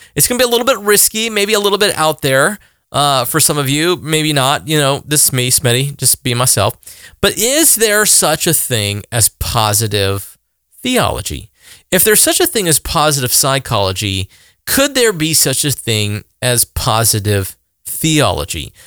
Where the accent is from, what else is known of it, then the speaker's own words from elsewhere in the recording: the South, United States; I'm a guy from the South